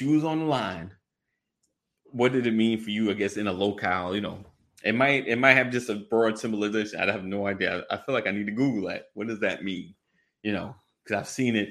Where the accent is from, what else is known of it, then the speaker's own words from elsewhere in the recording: New York, United States; I'm from New York